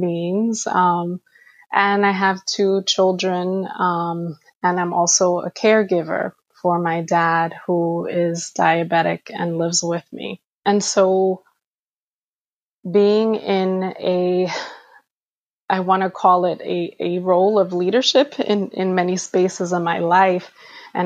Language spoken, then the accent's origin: English; New York City, New York, United States; I am Afro-Dominicana, born and raised in New York City